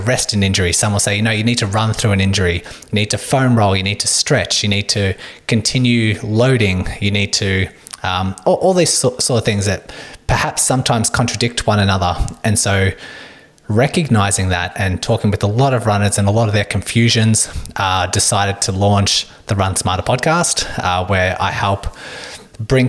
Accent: Melbourne, Victoria, Australia; I am a physiotherapist from Melbourne, Australia.

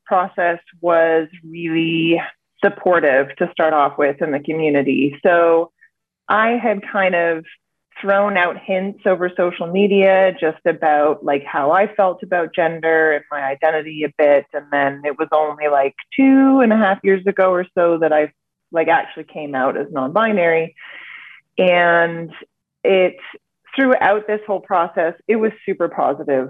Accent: Vancouver, British Columbia, Canada; I hail from Vancouver, BC, Canada.

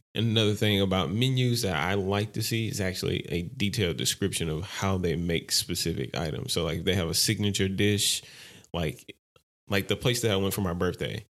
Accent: Louisiana, United States; I'm from Louisiana

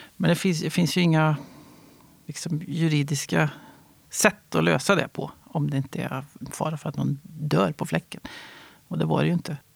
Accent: Värmland, Sweden; also born or lived in Stockholm / Västergötland; now in Vargön, Sweden; Jag är född i Stockholm, jag är uppvuxen i Värmland.

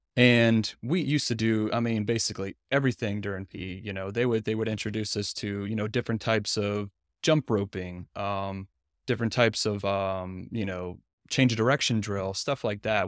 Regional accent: Louisiana, United States; moved away as an adult; now in Tyler, United States; I'm from Louisiana too. I grew up there, um, for the first twenty-eight years of my life

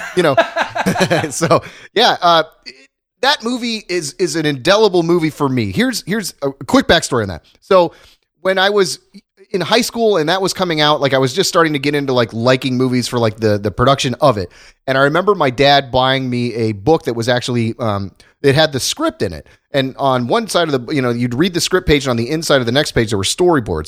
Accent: Ohio, United States; moved away; went back to my hometown in Ohio

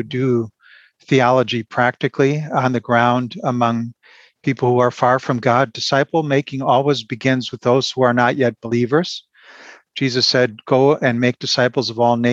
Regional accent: Milwaukee, Wisconsin, United States; moved away as an adult; now in Germany; I was born in Milwaukee, raised in a suburb there

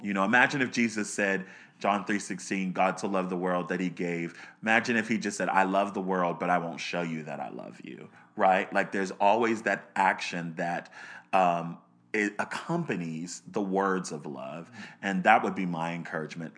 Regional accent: Baltimore, Maryland, United States; I was born in Baltimore, Maryland. Um, I grew up in the suburbs of Baltimore

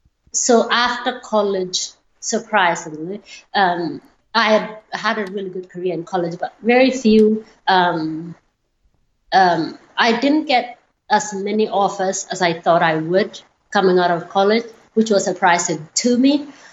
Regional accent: Kenya; You know, I had a happy childhood. It is different because it's a different culture.

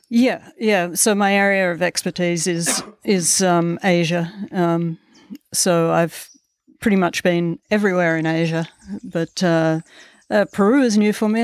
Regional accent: Melbourne, Victoria, Australia; moved away; I grew up in the outer suburbs of Melbourne

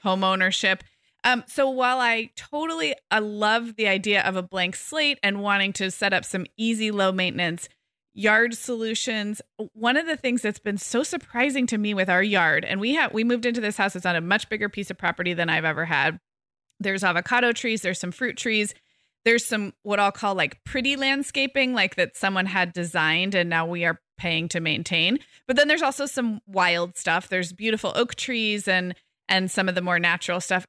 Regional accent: California, United States; I'm such a Californian

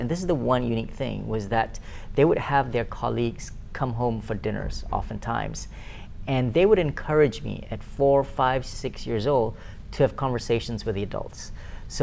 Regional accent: Kuala Lumpur, Malaysia; I was born and bred in Kuala Lumpur, Malaysia

